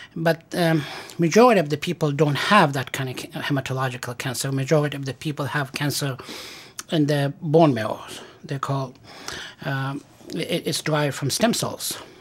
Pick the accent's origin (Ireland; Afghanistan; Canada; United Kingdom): Afghanistan; moved away as an adult; also born or lived in Stanford, California / Massachusetts / Pennsylvania / refugee camp; now in Syracuse, United States; I was born in Afghanistan and I went to medical school there